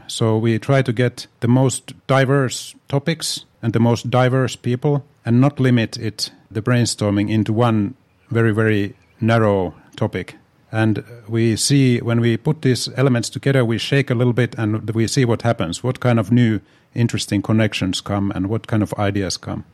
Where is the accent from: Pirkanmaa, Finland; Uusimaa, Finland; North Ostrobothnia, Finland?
Pirkanmaa, Finland; Tampere; moved away as an adult; also born or lived in Helsinki; born in Helsinki, but my hometown really is Tampere.